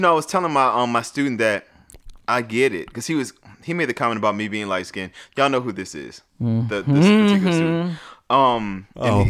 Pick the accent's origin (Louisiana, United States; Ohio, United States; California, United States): Louisiana, United States; New Orleans; moved away; growing up in New Orleans, ironically, I was called ….